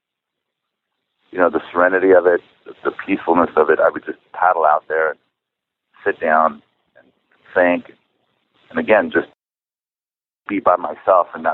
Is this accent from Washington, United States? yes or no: no; San Clemente, California, United States; first language Czech; English is a second language; also born or lived in Chicago, Illinois; I was raised in San Clemente, small little beach town